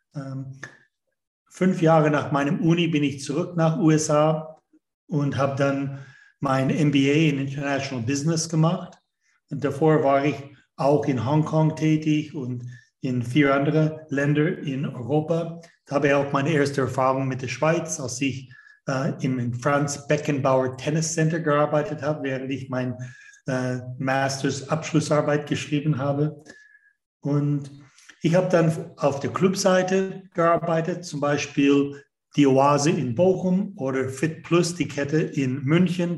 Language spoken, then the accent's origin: German; Canada; German is a second language; moved away as an adult; also born or lived in United States; Ich bin ursprünglich aus Kanada. Das hört man schon bei dem zweiten Satz, den ich ausspreche